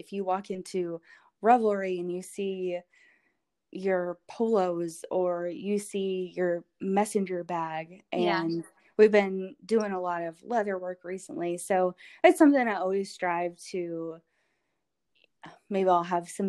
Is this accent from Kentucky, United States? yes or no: yes; Louisville, Kentucky, United States; also born or lived in Knoxville, United States; Well, I was born in Knoxville, so okay, pretty close, but I grew up here and I love Louisville.